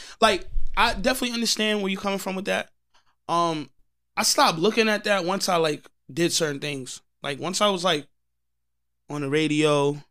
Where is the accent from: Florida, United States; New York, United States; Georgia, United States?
New York, United States; Long Island; And I'm from Long Island.